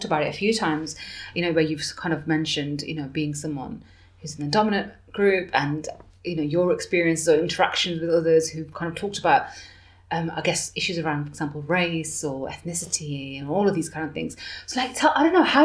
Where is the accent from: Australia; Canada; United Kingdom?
United Kingdom; Birmingham, West Midlands; moved away as an adult; now in Bath, United Kingdom; I'm from Birmingham and I'm moving to Bath